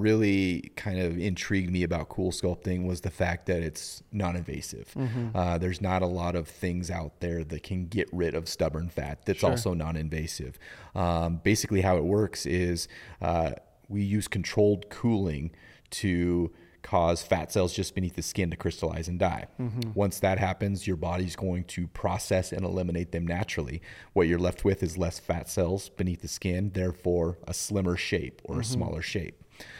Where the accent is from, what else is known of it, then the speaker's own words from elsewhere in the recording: Kellogg, Idaho, United States; At the time when we were living in Idaho, and this was when I was a kid growing up.